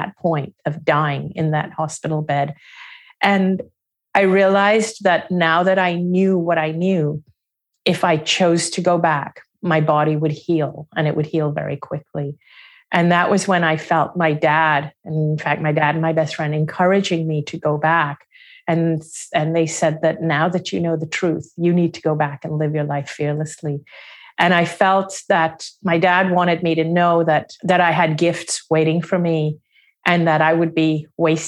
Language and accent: English; Hong Kong; also born or lived in Singapore; I didn't grow up in India. They left India even before I was born. I grew up outside of India. I was born in Singapore. I grew up in Hong Kong.